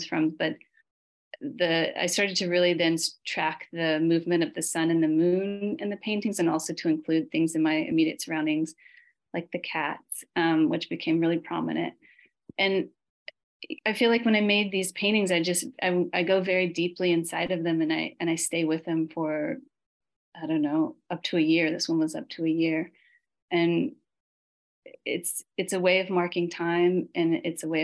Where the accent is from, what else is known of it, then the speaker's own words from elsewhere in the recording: Memphis, Tennessee, United States; I'm from Memphis